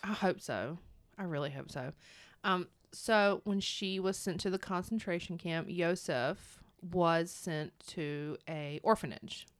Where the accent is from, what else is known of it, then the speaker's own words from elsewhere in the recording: North Carolina, United States; I'm from North Carolina.